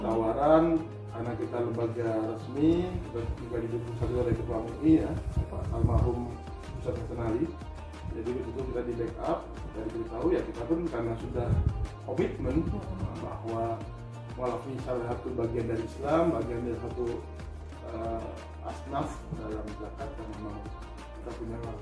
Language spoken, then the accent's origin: Indonesian; Jakarta, Indonesia; now in Bali, Indonesia; dilahirkan di Jakarta